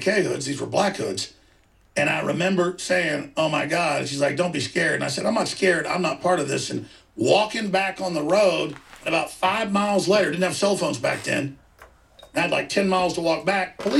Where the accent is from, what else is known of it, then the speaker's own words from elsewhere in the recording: Rockwall, Texas, United States; when I was growing up in Rockwall, Texas